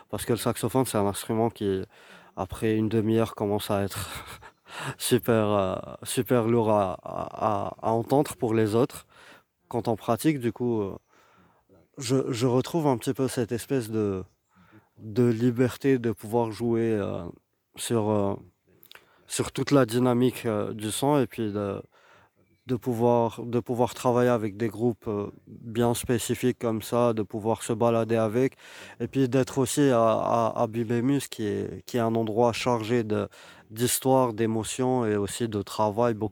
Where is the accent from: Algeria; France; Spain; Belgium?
Algeria; Algiers, Algiers Province; je suis, euh, algérien, je viens d'Alger